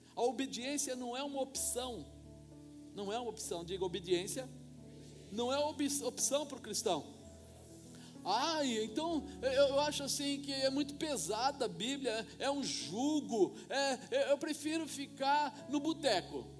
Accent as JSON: {"language": "Portuguese", "country": "Brazil", "said": "como nós brasileiros costumamos fazer"}